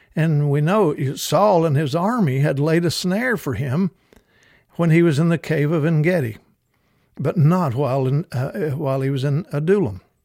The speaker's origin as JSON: {"language": "English", "region": "Kentucky", "country": "United States", "tie": "born or raised there", "said": "I was raised in Kentucky"}